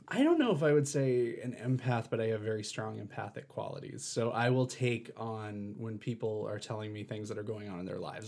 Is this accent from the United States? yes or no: yes; East Coast, United States; moved away; I have a family back east, I'm from the East Coast